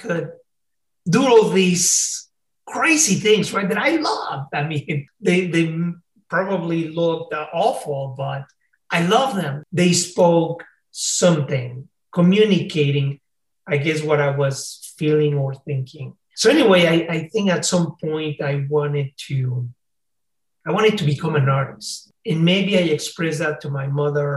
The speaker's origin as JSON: {"language": "English", "region": "Mexico City", "country": "Mexico", "also_born_or_lived": "California, United States", "second_language": "English", "moved": "yes", "lives_now": "United States", "said": "I came from Mexico City"}